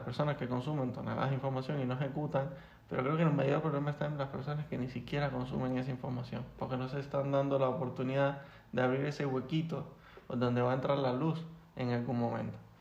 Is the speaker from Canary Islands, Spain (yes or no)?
yes; Las Palmas de Gran Canaria, Canary Islands, Spain; moved away as an adult; now in Madrid, Spain